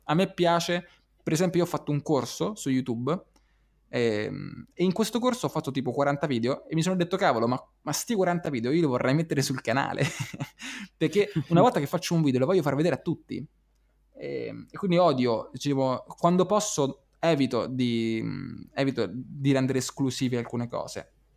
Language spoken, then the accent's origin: Italian; Rome, Lazio, Italy; io ero, sono romano